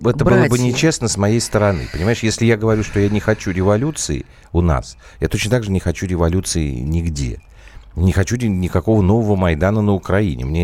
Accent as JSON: {"language": "Russian", "region": "Moscow", "country": "Russia", "said": "я из Москвы."}